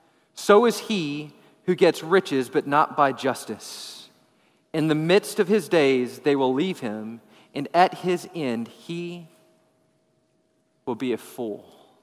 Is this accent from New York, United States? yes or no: no; Texas, United States; We're from West Texas. We don't cut down trees. Right? You don't cut down trees when you're from West Texas, right?